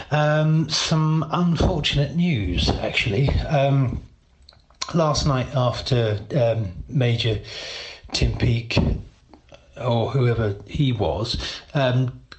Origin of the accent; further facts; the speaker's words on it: Epsom, South East England, United Kingdom; once again, I'm saying I'm from Epsom. I'm from Epsom.